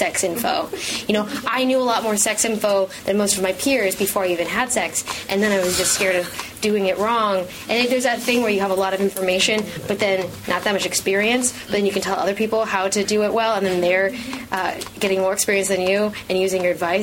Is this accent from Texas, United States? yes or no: no; Los Angeles, California, United States; I grew up in Hollywood